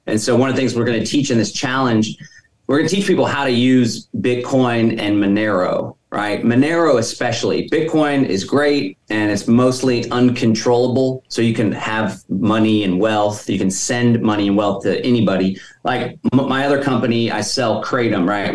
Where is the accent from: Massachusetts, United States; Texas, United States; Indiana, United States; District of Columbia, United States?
Texas, United States; Austin; I was born and raised in Austin